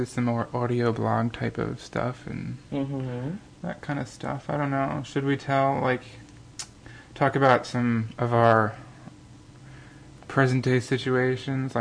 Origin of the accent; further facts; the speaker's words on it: New Jersey, United States; now in Philadelphia, United States; we're cousins, and we grew up together in New Jersey